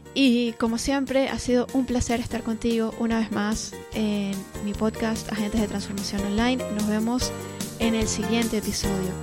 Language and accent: Spanish; Caracas, Capital District, Venezuela; moved away; also born or lived in London; Yo nací en Caracas, Venezuela, y en aquella época, pues vivíamos en, Caracas